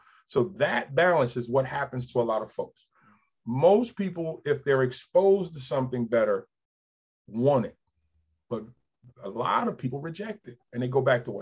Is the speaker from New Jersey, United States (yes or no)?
yes; New Jersey, United States; moved away as an adult; also born or lived in Queens, New York / New York; now in Delaware, United States; I was born in Queens, left when I think 5, lived in Jersey for 7 years. When I came back at age 12, a lot of those impressionable years were spent in South Jersey